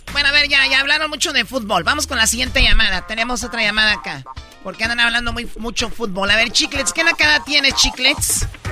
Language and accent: Spanish; Mexico City, Mexico; Yo soy chilango